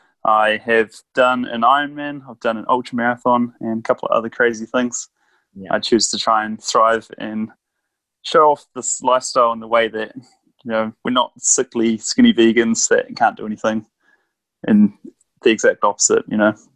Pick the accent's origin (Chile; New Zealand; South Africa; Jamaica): New Zealand; I'm a Kiwi